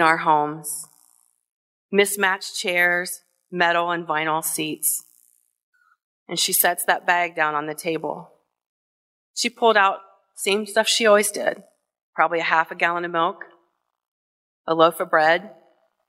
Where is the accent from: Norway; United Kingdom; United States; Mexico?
United States; Kenton, Ohio; the tiny little apartment that I grew up in Kenton, in Hardin County in Northwest Ohio